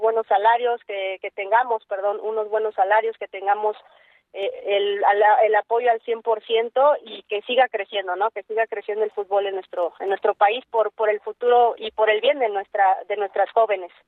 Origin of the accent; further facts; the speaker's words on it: Mexico; en mi país